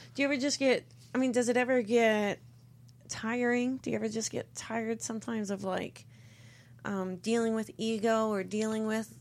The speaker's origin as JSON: {"language": "English", "region": "East Coast", "country": "United States", "said": "I'm from the East Coast"}